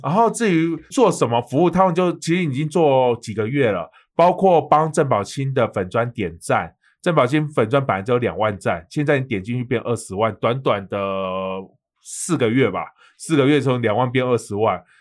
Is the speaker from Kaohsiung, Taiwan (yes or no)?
yes; Kaohsiung, Taiwan; moved away as an adult; now in Taipei, Taiwan; 你在我的家乡签